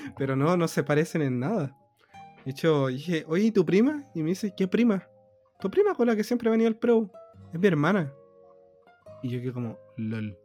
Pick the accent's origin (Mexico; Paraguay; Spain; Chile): Chile; soy de, de Chile